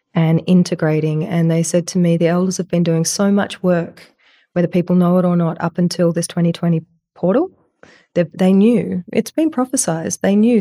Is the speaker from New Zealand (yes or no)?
no; Australia; I'm this Australian woman